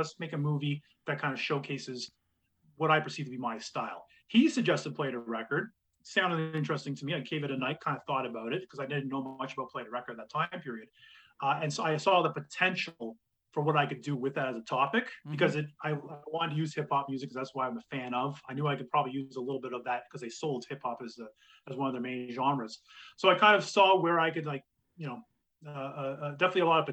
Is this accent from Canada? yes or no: yes; Kingston, Ontario, Canada; When I grew up in Kingston